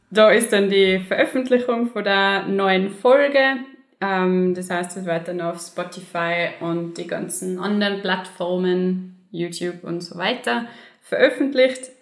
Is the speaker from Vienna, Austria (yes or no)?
no; St. Ulrich am Pillersee, Tyrol, Austria; ähm, bin aus Nurach, aus St. Ulrich am Billersee. Ähm, ich bin 23 Jahre alt